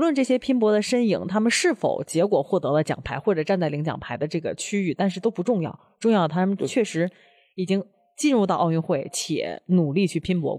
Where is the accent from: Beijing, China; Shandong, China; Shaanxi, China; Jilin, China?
Beijing, China; 我们北京人